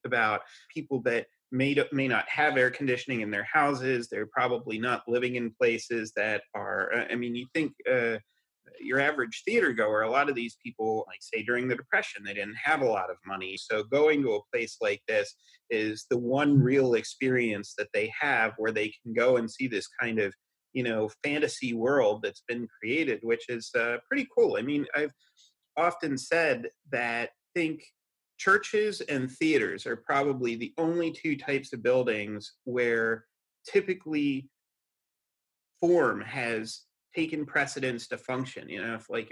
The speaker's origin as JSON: {"language": "English", "town": "Hershey", "region": "Pennsylvania", "country": "United States", "tie": "born or raised there", "said": "I grew up in Hershey"}